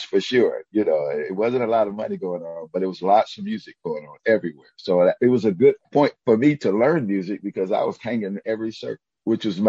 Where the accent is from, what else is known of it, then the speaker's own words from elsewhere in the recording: Detroit, Michigan, United States; growing up in Detroit